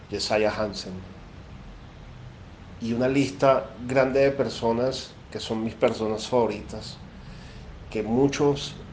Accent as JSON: {"language": "Spanish", "country": "Venezuela", "lives_now": "Colombia", "said": "soy venezolano, vivo en Colombia. Actualmente estoy mudándome de Bogotá a Medellín."}